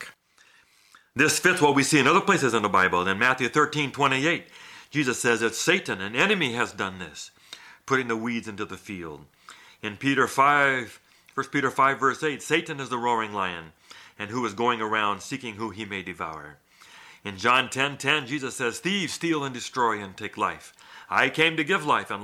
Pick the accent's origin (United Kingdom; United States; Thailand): Thailand; moved away; I grew up in Thailand